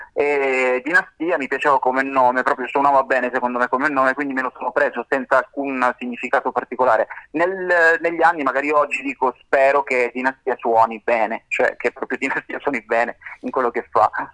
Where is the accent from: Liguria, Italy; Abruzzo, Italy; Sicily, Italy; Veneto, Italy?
Sicily, Italy; da siciliano